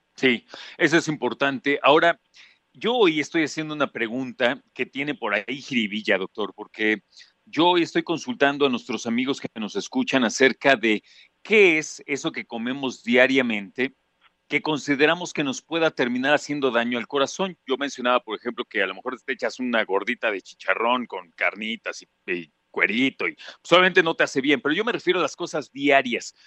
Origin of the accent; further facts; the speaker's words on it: Mexico; un país como el nuestro